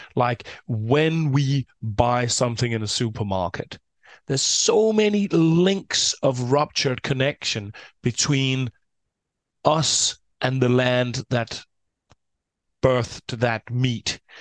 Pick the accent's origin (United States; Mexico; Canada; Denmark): Denmark; I'm from Denmark, a fairly small country with around six, uh, six million people